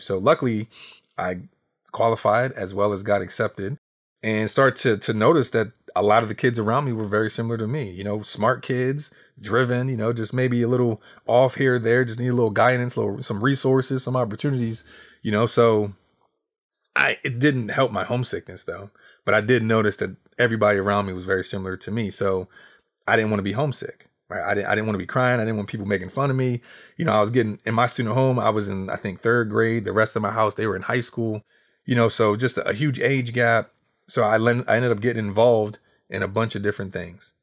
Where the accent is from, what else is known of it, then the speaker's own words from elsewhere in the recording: Harrisburg, Pennsylvania, United States; I am from Harrisburg, Pennsylvania, and for those who don't know, Harrisburg is the capital of Pennsylvania